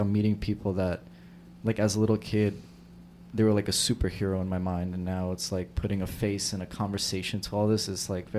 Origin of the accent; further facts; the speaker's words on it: New York City, New York, United States; I'm from South Brooklyn